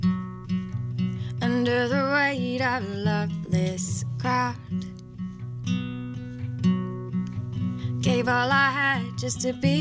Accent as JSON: {"language": "English", "town": "Atlanta", "region": "Georgia", "country": "United States", "tie": "born or raised there", "moved": "as an adult", "lives_now": "New Orleans, United States", "said": "my hometown, in Atlanta"}